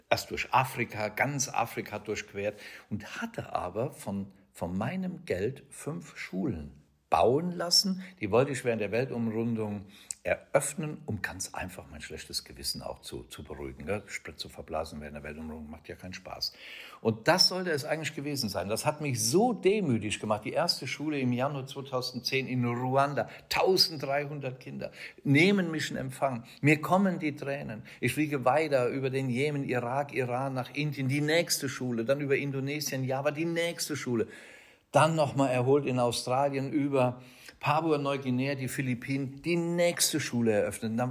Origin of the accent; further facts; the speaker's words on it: Rhineland-Palatinate, Germany; habe mich zum Pilot ausbilden lassen in Rheinland-Pfalz, meiner Heimat, und habe die Stiftung Fly and Help gegründet 2009.